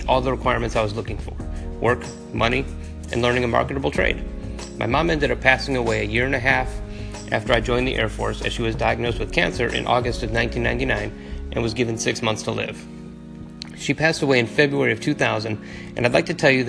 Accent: Berwyn, Illinois, United States; I grew up in Berwyn, Illinois, 37th and Ridgeland to be exact

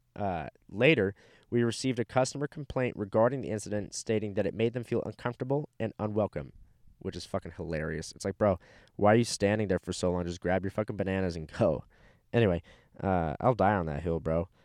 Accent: California, United States; also born or lived in Fort Walton Beach, Florida; now in Texas, United States; moved to California when I was three, and now I live in Texas

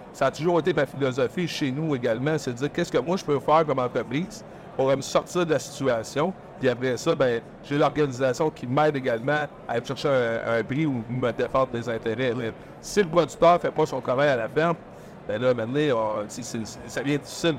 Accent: Rivière-du-Loup, Quebec, Canada; also born or lived in New Brunswick; now in Saint-Michel-de-Bellechasse, Canada; Je suis natif de la rivière du Loup

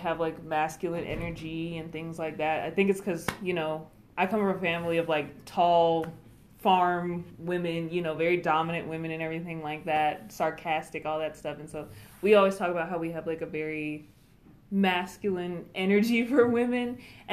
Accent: Stone Mountain, Georgia, United States; So I'm from Georgia, specifically Stone Mountain. That's where I grew up in DeKalb County.

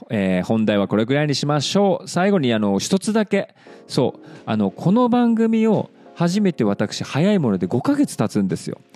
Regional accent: Hokkaido, Japan; どさんこだからやっぱ北海道のこと言いたいわけですよ。

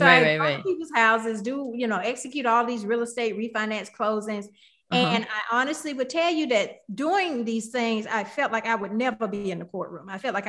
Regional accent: Milledgeville, Georgia, United States; moved away as an adult; also born or lived in Athens, Georgia / Detroit, Michigan; I'm originally from a small town in Georgia called Milledgeville, Georgia. You can Google it. It exists. it's about a population of 18,000 people, but it's a very small town. I grew up there on a 300-acre

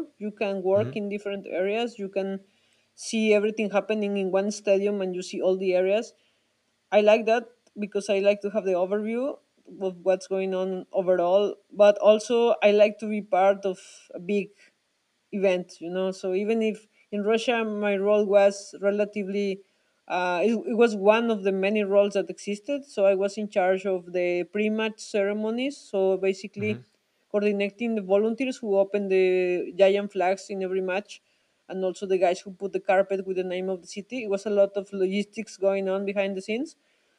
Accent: Mexico; moved away as an adult; also born or lived in Switzerland; I'm from Mexico

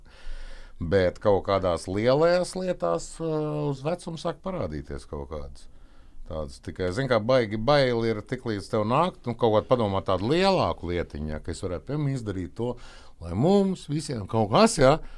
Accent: Valmiera, Vidzeme, Latvia; Es esmu no Valmieras.

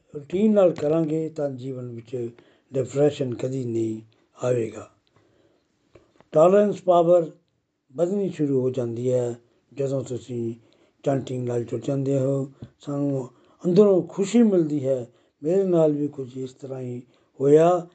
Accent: Pathankot, Punjab, India; ਪਠਾਨਕੋਟ ਤੋਂ ਬਿਲੋਂਗ ਕਰਦਾ ਹਾਂ

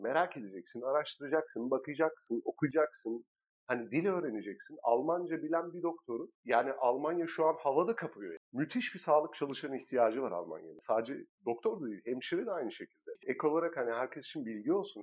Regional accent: Turkey; moved away; also born or lived in Istanbul; biz Türkler olarak

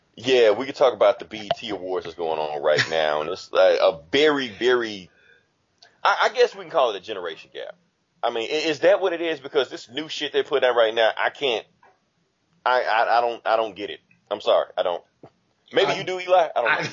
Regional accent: Mississippi, United States; I'm from Mississippi.

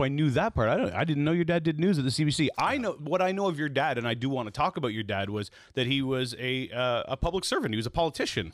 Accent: Toronto, Ontario, Canada; I grew up in East Toronto

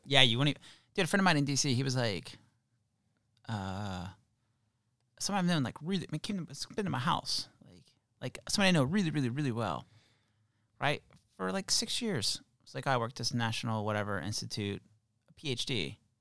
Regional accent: Waynesburg, United States; moved away; Waynesburg, where Eric and I grew up, Allison and I grew up

